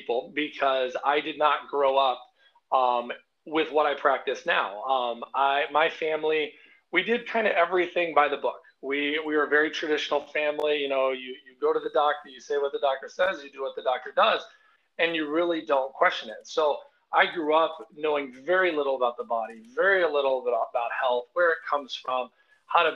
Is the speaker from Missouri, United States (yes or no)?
no; Arizona, United States; now in Crystal Lake, United States; I grew up in Arizona